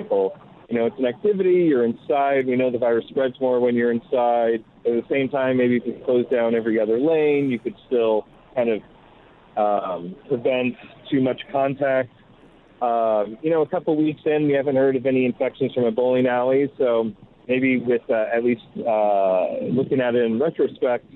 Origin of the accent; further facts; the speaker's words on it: New York, United States; I'm a New Yorker.